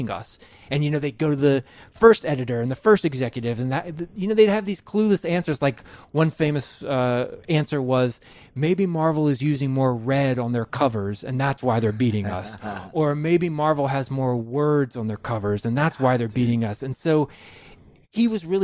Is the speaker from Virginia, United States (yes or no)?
yes; Virginia, United States; I'm from Virginia